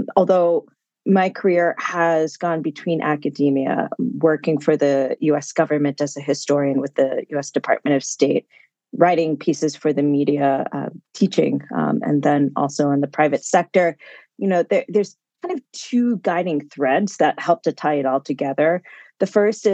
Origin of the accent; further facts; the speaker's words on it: Concord, Massachusetts, United States; I grew up outside of Boston, Massachusetts, around the town of Concord